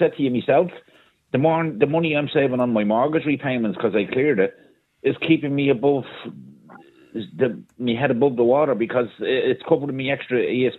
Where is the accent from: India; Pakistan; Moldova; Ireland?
Ireland; Ballyferma; I grew up in Ballyferma in a working class house where there was no central heating and we had the coal fire on.